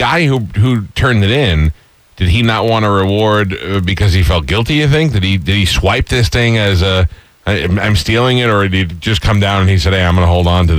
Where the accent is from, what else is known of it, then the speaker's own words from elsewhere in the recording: New York, United States; as a New Yorker